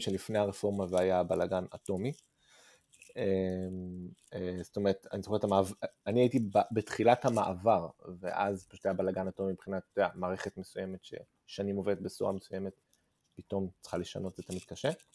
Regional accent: Tel Aviv, Tel Aviv District, Israel; moved away as an adult; also born or lived in Ramat Gan; now in London, United Kingdom; בעיקרון מכיתה ז' אנחנו בתל אביב

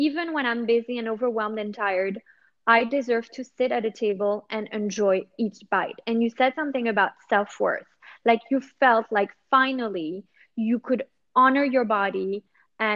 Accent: New York, United States; now in Monaco; originally, I'm from New York. But yeah, we kind of live here

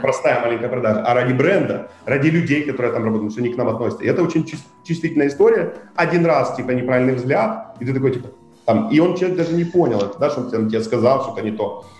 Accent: Kherson, Kherson Oblast, Ukraine; мы когда ездили, из Херсона

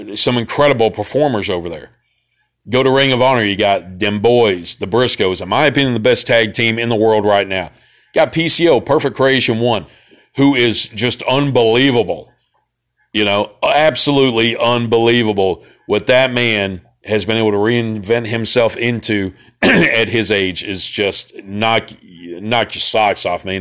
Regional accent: Memphis, Tennessee, United States; I was from Memphis

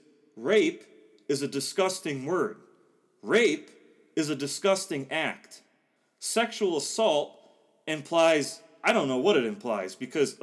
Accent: Gurnee, Illinois, United States; moved away as an adult; now in Sydney, Australia; growing up in Gurnee, you're not that far from Kenosha

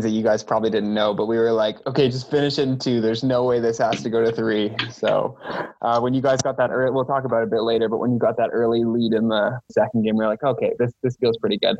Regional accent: Victoria, British Columbia, Canada; And I grew up in Victoria, coming past the field hockey pitch all the time.

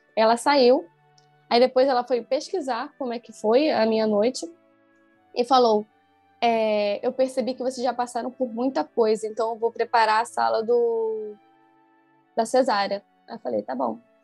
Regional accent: Niterói, Rio de Janeiro, Brazil; Eu sou de Niterói, tem que atravessar a ponte

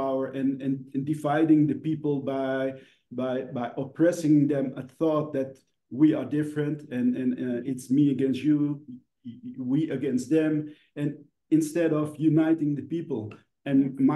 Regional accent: Indonesia; where we come from Indonesia

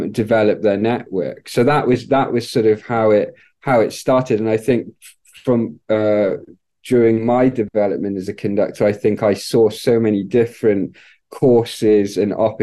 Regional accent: Wales, United Kingdom; I grew up in the United Kingdom in Wales

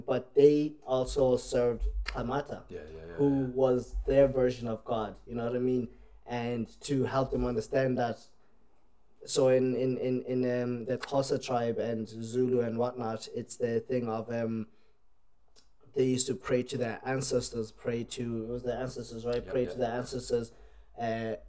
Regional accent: Ireland; also born or lived in South Africa; now in Australia; We moved from South Africa to Ireland. And for... I left when I was about 7, and I was in Ireland when I was about 8, and we, like, literally, I didn't know much about my country, so I grew up there

